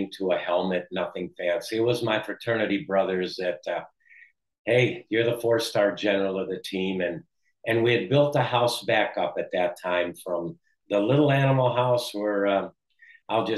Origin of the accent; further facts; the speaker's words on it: Chicago, Illinois, United States; also born or lived in Belgium; I was born in Belgium. I came over when I was four. I grew up in Chicago, in Wrigleyville, next to Wrigley Field